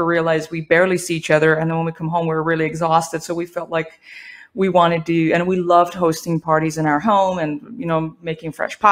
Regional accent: Iran; also born or lived in Spain / New Mexico, United States; now in United States; I was born and raised in Iran

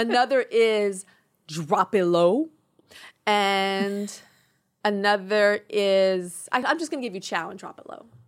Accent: Inglewood, California, United States; I'm from Inglewood

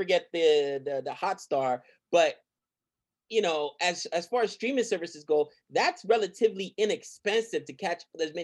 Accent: New York, United States; also born or lived in the Caribbean; because I grew up in New York

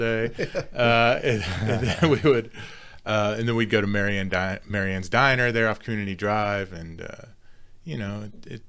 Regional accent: Montgomery County, Texas, United States; also born or lived in Lake Charles, Louisiana; they moved back to Texas right after when I was a baby. And so I was raised here in Texas for most of my life

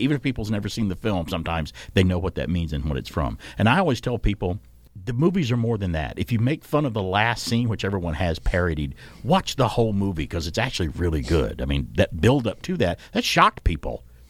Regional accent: Alabama, United States; And it's my home state college group anyway.

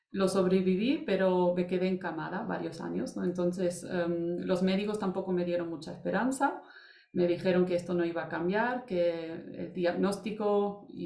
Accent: Germany; now in Almería, Spain; era alemán, mi madre americana eh, y me he criado en Alemania

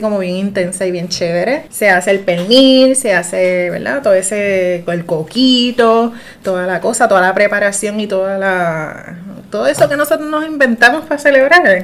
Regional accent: Juncos, Puerto Rico; mi pueblo en Junco

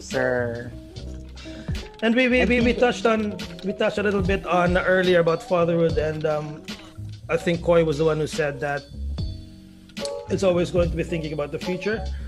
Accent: Philippines; moved away as an adult; now in United Arab Emirates; I'm Filipino

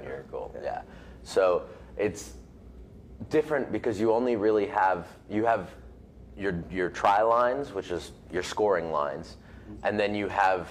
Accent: United States; I grew up in America.

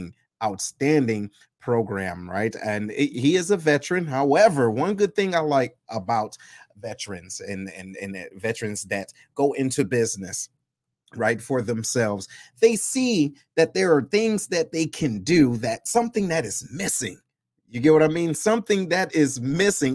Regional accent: Detroit, Michigan, United States; moved away as an adult; I'm originally from Detroit.

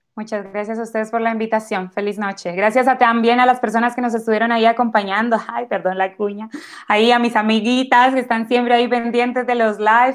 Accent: Colombia; now in Chile; Yo me considero una persona afrodescendiente, eh, soy colombiana

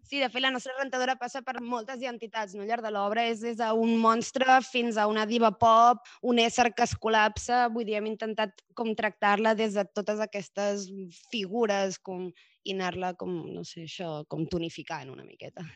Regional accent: Barcelona, Catalonia, Spain; la majoria de nosaltres som de Barcelona

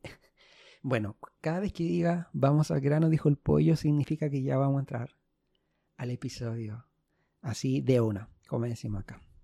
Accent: Santiago, Santiago Metropolitan Region, Chile; Soy de Santiago de Chile

